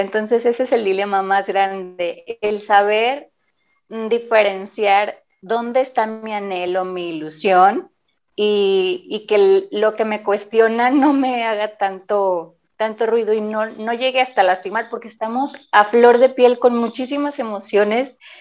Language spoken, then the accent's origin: Spanish; La Paz, Baja California Sur, Mexico; now in Mexico City, Mexico; Yo salí desde La Paz por haber visitado a mi familia, que de allá soy originaria, en nací, y estaba viviendo en Ciudad de México